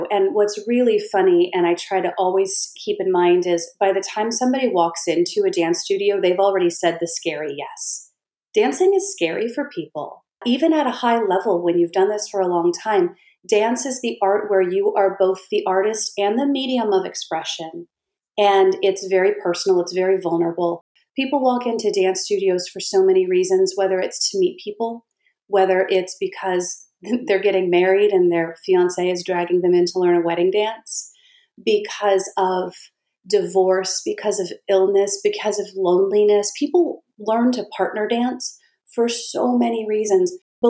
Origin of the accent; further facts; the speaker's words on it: California, United States; One thing that was good was I came from California.